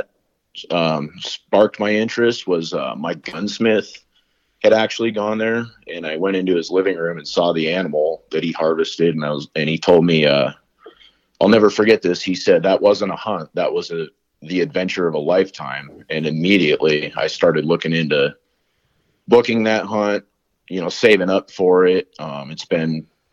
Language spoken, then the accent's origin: English; Colorado, United States; we grew up in Colorado hunting all kinds of different things